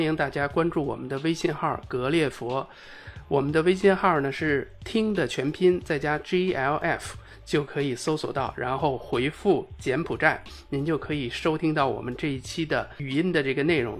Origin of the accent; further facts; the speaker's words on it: China; 在我们中国人的心里这个名声太响哈